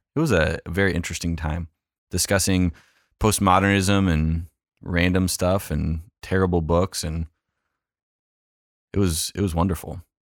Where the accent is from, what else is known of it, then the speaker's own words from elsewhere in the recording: California, United States; Yeah, I did. I grew up in Orange County, grew up in a Lutheran church.